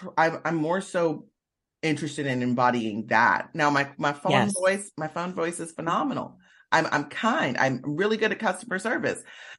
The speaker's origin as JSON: {"language": "English", "region": "South Carolina", "country": "United States", "said": "I'm originally from the South. Mm-hmm. So, and I mean, I want to move back to the South. I love the South because, see, one thing, I'm from South Carolina."}